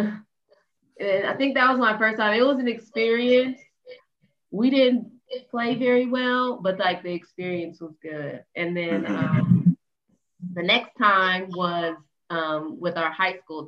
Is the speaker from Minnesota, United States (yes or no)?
no; Denver, Colorado, United States; I grew up in Denver, Colorado